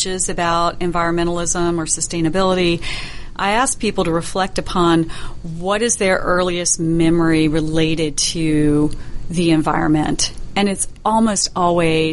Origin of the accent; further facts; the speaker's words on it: Middle and South Georgia, United States; We're from Middle and South Georgia